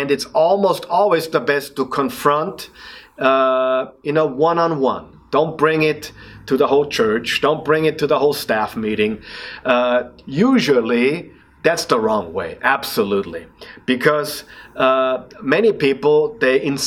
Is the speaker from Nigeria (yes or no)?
no; Austria; accent: Austrian; English is a second language; my Austrian accent